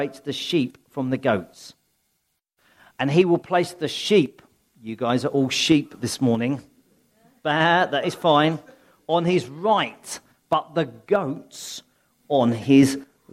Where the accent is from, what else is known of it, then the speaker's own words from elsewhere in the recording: Sussex, South East England, United Kingdom; I'm a country bumpkin, really. I come from Sussex. There's sheep everywhere in Sussex